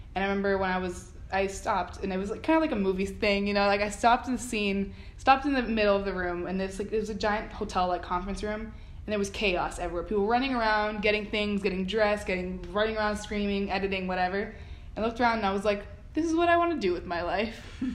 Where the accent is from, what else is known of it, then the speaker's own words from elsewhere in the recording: Miramar, Florida, United States; moved away as an adult; also born or lived in Philadelphia; I'm from South Florida, Miramar. It's about half an hour from Miami.